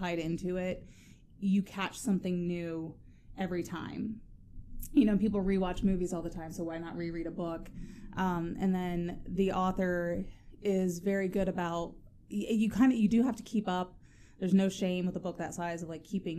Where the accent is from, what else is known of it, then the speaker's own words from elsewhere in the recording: Amanda, Ohio, United States; now in Zanesville, United States; Originally, I'm from Amanda Clear Creek, which is a very small town outside of Lancaster. No one knows where that is. I grew up in the middle of 100 acres of corn